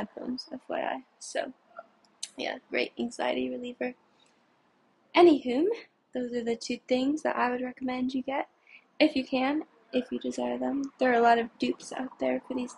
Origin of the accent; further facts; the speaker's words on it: New York City, New York, United States; I'm from New York City.